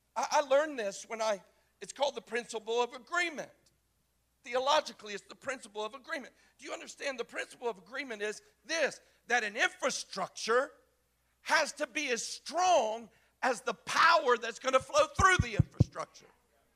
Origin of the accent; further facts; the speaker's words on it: the South, United States; And I'm from the South. I mean, grandma's feather bed is real.